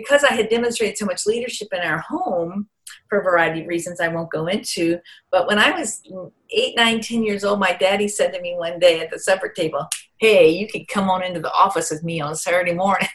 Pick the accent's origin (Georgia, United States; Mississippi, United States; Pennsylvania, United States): Mississippi, United States; Vicksburg; I grew up in Vicksburg, Mississippi